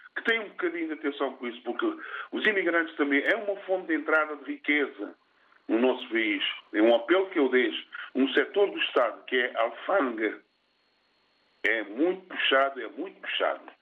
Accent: Cape Verde; now in Portugal; eu sou cabo-verdiano, minha terra pátria

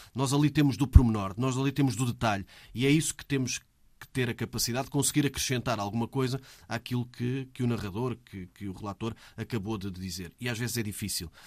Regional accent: Almeirim, Centro, Portugal; Eu nunca saí de Almeirim

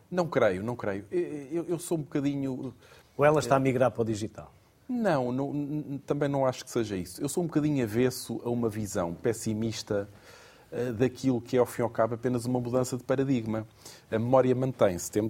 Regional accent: Portugal; Portanto, veja lá a generosidade que nós temos enquanto portugueses.

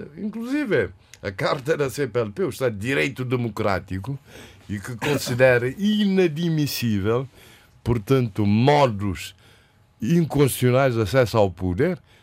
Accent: Praia, Santiago, Cape Verde; Eu, como, como praiense santiaguense

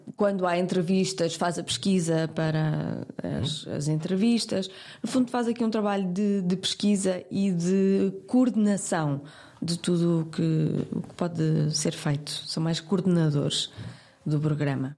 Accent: Porto, Norte, Portugal; eu sou do Porto

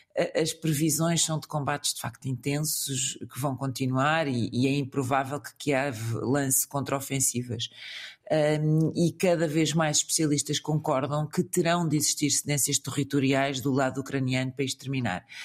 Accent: Portugal; que sou português

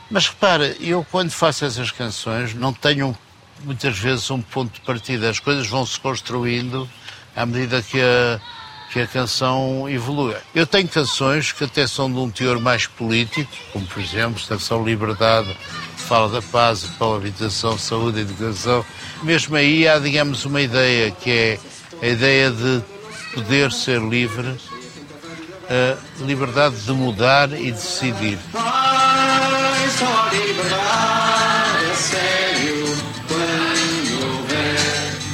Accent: Porto, Norte, Portugal; Era assim um bocadinho porreirinha, e eu não sou muito porreirinha, eu sou do Porto.

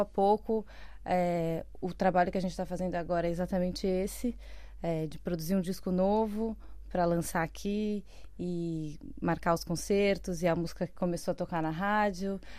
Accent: São Paulo, Brazil; moved away as an adult; now in Portugal; Eu sou de São Paulo, uhum. é, morei minha vida inteira lá.

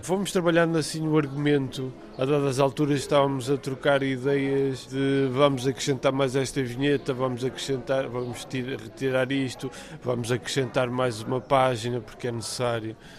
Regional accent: Amarante, Norte, Portugal; a minha terra, com a minha cidade, que é Amarante

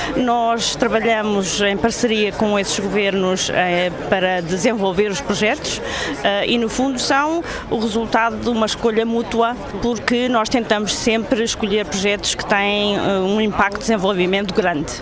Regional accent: Portugal; sou portuguesa

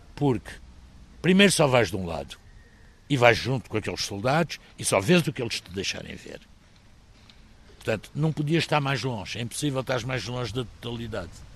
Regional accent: Maputo, Mozambique; born or raised there; moved away as an adult; also born or lived in Beira, Mozambique / Porto, Portugal; now in Évora, Portugal

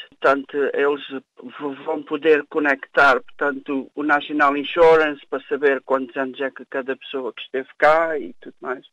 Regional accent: Algarve, Portugal; moved away as an adult; now in Leicester, United Kingdom; Eu sou de Portugal, do Algarve.

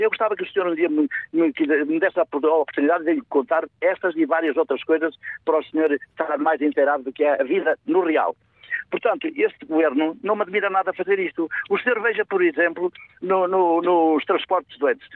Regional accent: the North, Northern Portugal, Portugal; eu sou do Norte

